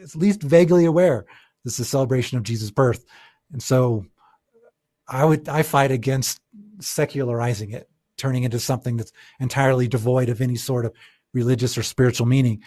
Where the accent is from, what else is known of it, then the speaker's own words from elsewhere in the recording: South Texas, United States; we lived in South Texas, so southern United States